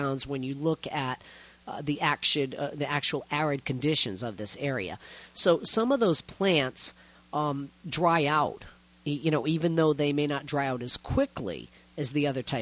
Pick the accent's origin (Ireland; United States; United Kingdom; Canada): United States; Boston, Massachusetts; now in Los Angeles, United States; I'm originally from Boston, and I live in L.A.